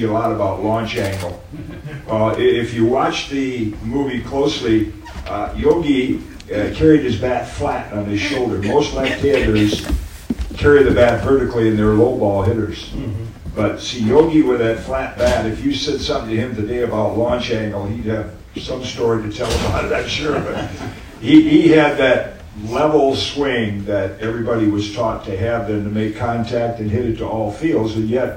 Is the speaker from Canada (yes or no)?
no; Midwest, United States; growing up in the Midwest.